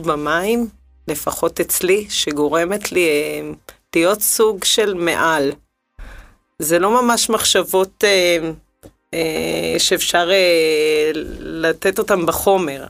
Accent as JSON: {"language": "Hebrew", "country": "Israel", "tie": "born or raised there", "said": "גדלתי בקיבוץ"}